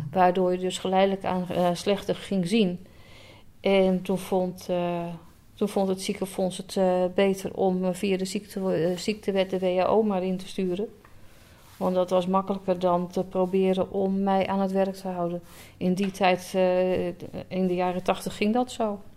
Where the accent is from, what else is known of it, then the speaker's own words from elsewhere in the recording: Alkmaar, North Holland, Netherlands; also born or lived in Enkhuizen / Heerhugowaard / Schermerhorn; was geboren en getogen in Alkmaar